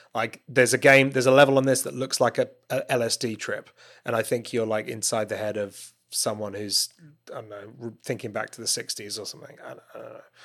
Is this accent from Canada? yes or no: no; United Kingdom; I'm a Brit